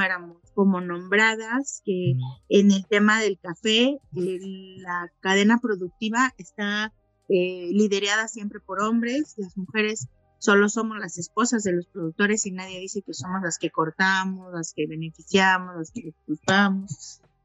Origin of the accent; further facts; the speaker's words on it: Tenango de Doria, Hidalgo, Mexico; Soy de una localidad del municipio de Tenango de Doria, se llama el Chaja.